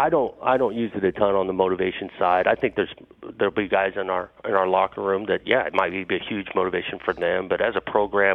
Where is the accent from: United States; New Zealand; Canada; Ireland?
United States; Pasadena, California; I grew up in Pasadena. I grew up going to the Rose Bowl